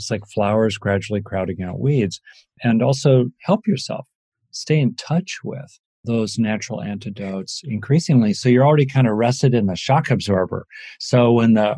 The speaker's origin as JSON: {"language": "English", "town": "Los Angeles", "region": "California", "country": "United States", "tie": "born or raised there", "said": "I grew up in LA."}